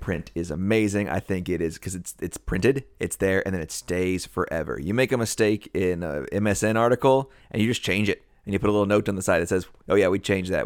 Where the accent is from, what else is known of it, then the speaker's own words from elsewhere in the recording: United States; we're from the United States, we're from the West